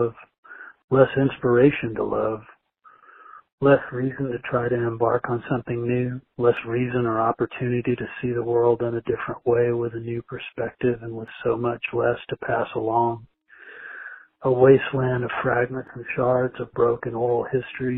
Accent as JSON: {"language": "English", "region": "Southeast Missouri", "country": "United States", "tie": "born or raised there", "also_born_or_lived": "Austin, Texas", "moved": "yes", "said": "my home territory of Southeast Missouri"}